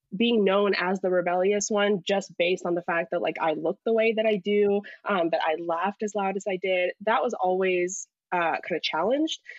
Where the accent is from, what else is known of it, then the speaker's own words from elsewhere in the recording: United States; also born or lived in Pakistan; moved over here when I was less than a year year old. So to me, my life, I've always been American.